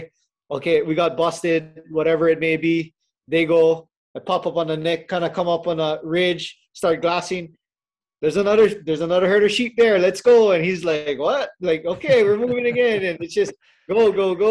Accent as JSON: {"language": "English", "region": "Hawaii", "country": "United States", "tie": "born or raised there", "said": "born and raised in Hawaii"}